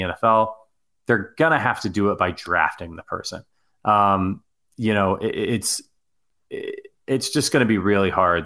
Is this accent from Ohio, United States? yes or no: yes; Ohio, United States; I'm from Ohio.